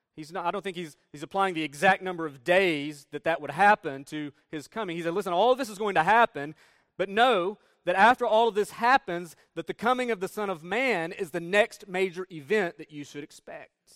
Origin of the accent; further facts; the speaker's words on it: Northeast Tennessee, United States; moved away; we're from Northeast Tennessee. And in Northeast Tennessee, there are plenty of mountains. Appalachian Mountains run through northeast Tennessee. You can see them right out our door